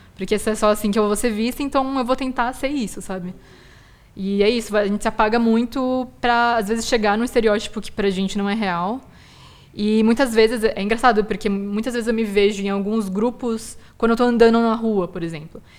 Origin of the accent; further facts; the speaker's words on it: Brazil; os asiáticos brasileiros tem um limbo muito grande que é a gente não é aceito aqui como brasileiro